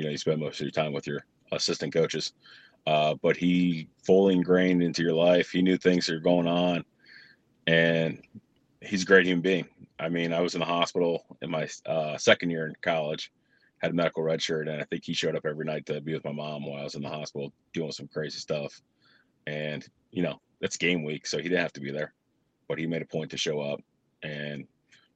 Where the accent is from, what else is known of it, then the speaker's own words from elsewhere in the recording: Cincinnati, Ohio, United States; also born or lived in Chicago, Illinois; Parents got transferred to Cincinnati, Lakota West, Westchester